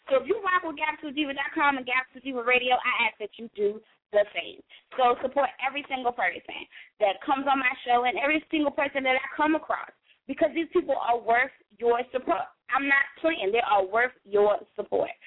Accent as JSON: {"language": "English", "region": "New York", "country": "United States", "moved": "yes", "lives_now": "Virginia, United States", "said": "I've been here for quite some time, but I, I I'm from New York, so it's like I rep Virginia harder than I rep New York"}